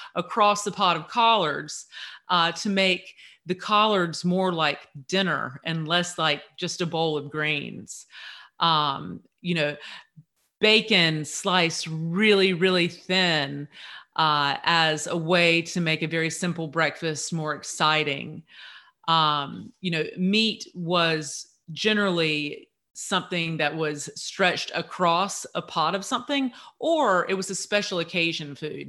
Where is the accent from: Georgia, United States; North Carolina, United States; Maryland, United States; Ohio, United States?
North Carolina, United States; Eastern; I grew up here in Eastern North Carolina